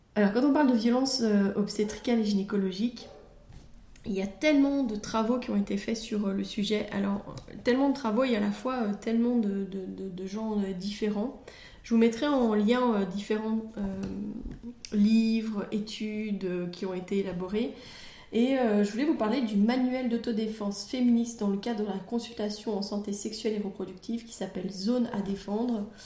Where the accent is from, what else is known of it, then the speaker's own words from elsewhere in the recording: Belgium; chez nous en Belgique